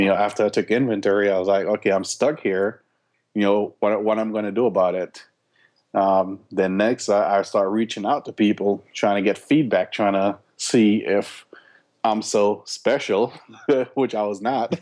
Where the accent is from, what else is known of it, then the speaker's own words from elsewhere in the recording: Jamaica; moved away; also born or lived in Florida / Atlanta, Georgia; we grew up in Jamaica